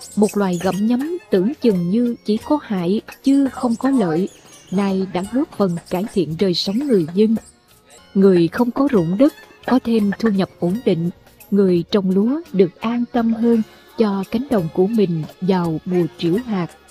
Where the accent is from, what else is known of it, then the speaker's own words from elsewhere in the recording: Mekong Delta, Vietnam; moved away; các món ở quê tôi thường chế biến từ chuột